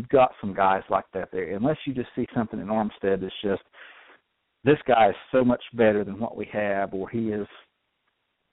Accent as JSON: {"language": "English", "region": "North Carolina", "country": "United States", "said": "I'm from around that area"}